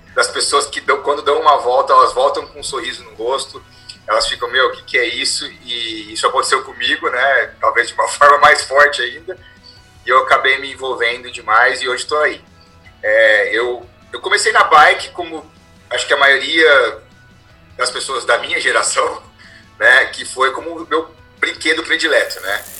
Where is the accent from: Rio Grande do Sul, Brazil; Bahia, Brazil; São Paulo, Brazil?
São Paulo, Brazil; interior of; accent: caipira; eu sou do interior de São Paulo, né? Sou bem caipira, então vocês vão perceber isso aí, pelo meu palavreado